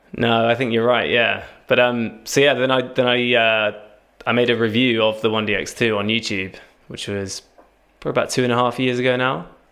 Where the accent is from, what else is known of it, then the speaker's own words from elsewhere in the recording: Cambridge, East of England, United Kingdom; now in Southampton, United Kingdom; I'm originally from Cambridge